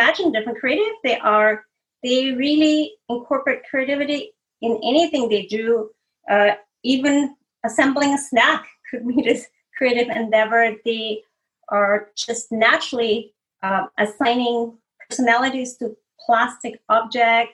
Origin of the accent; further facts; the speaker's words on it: Austria; moved away as an adult; now in California, United States; I'm from the Austrian Alps, and there's a lot of folk art